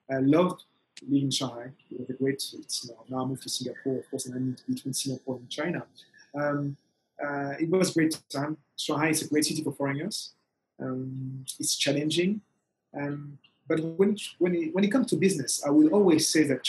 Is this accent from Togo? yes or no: yes; Togo; moved away; I'm from Togo